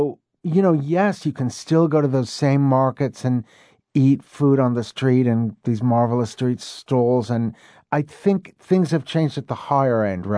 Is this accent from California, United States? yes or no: no; New York, United States; now in Mexico City, Mexico; I was born and raised in New York, unlike a lot of people from the Big Apple, I never was convinced that it was the be-all, end-all of the universe. And I dreamed of living in another country since adolescence.